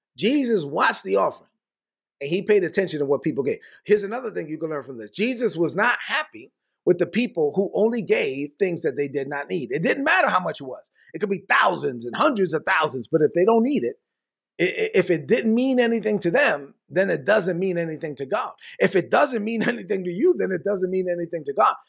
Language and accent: English; New York City, New York, United States; I was born in Brooklyn. I was raised on, on welfare, food stamps, government cheese